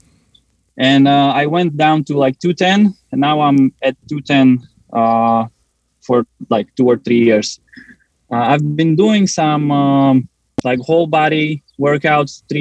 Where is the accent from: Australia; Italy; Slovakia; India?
Slovakia; moved away as an adult; now in Pennsylvania, United States; So I'm originally from Slovakia